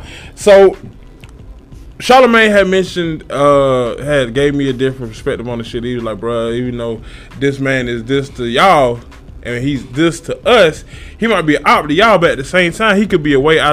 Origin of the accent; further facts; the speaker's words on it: Columbia, South Carolina, United States; I'm from South Carolina, bruh. I'm from Columbia